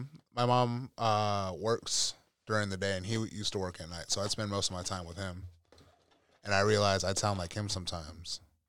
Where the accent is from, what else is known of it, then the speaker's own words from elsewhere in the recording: West Coast, United States; I'm from the West Coast